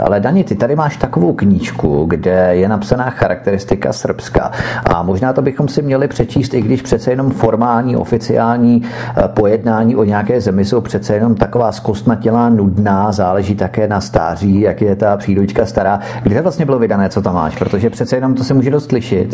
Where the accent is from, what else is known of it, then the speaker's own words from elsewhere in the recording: Czechia; jsem tady z České republiky